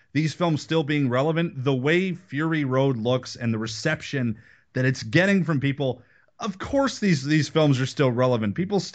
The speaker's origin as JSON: {"language": "English", "country": "Canada", "said": "It makes me sad that I'm Canadian."}